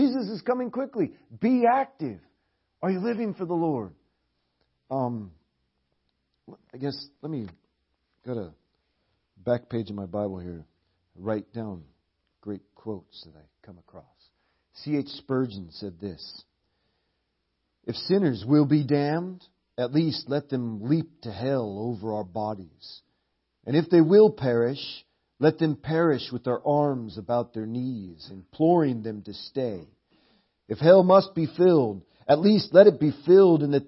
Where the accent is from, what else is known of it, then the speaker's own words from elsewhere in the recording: Portland, Oregon, United States; Portland, Oregon, where we're from